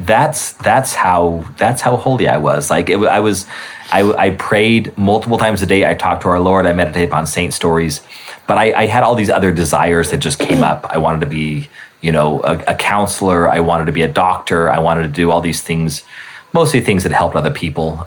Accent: Albuquerque, New Mexico, United States; moved away; I grew up in Albuquerque

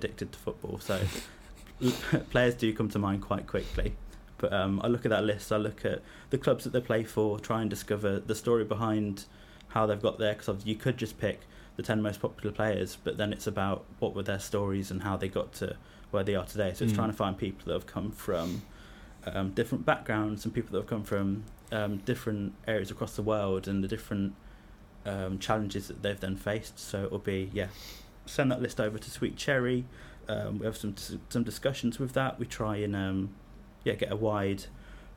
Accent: Leicester, East Midlands, United Kingdom; I'm from Leicester myself

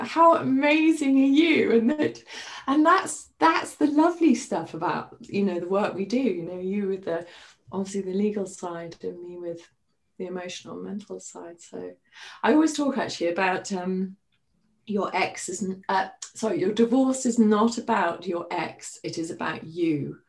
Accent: Highlands of Scotland, United Kingdom; moved away; also born or lived in Middle East; I grew up in the Highlands of Scotland

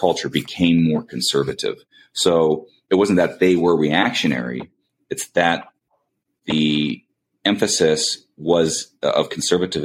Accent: Langley, British Columbia, Canada; the area I grew up in was in Langley, British Columbia, Canada, in particular Fort Langley.

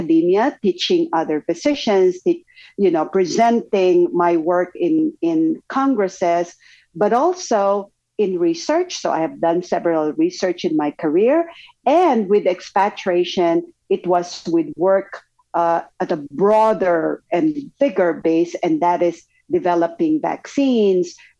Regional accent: Philippines; moved away as an adult; also born or lived in Japan / Belgium / Singapore; now in United States; I'm originally from the Philippines, was expatriated in Japan, in Belgium, Singapore, and in the US before permanently migrating to the US.

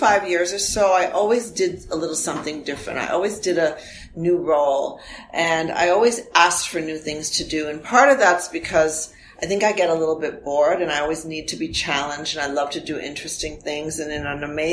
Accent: United States; first language Armenian; English is a second language; moved away as an adult; also born or lived in Providence, Rhode Island; now in Toronto, Canada; I grew up in the U.S., so I'm both an American citizen and a Canadian citizen. I grew up in an Armenian family, and my mom and dad spoke Armenian with me

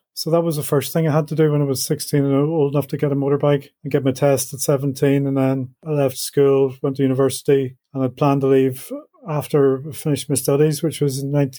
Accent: Belfast, Northern Ireland, United Kingdom; moved away; I was brought up in the 60s and 70s in Belfast, went to school in the center of town in the middle of the Troubles.

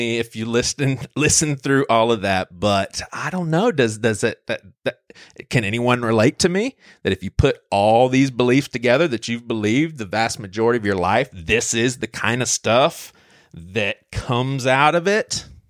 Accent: the South, United States; I'm from the South

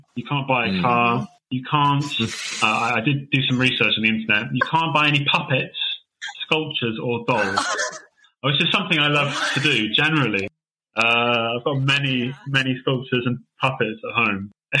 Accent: England, United Kingdom; also born or lived in Taichung, Taiwan / Tainan, Taiwan; I am indeed from England, and I was in Taiwan between 2017 and 2021

